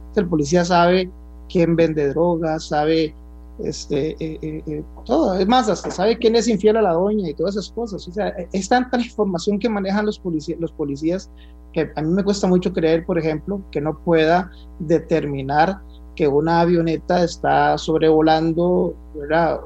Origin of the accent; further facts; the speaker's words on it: Costa Rica; como buen tico